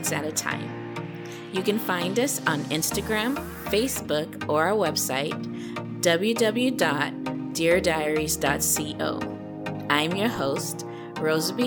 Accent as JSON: {"language": "English", "country": "United States", "tie": "born or raised there", "said": "I was born in America, but my parents are from another country"}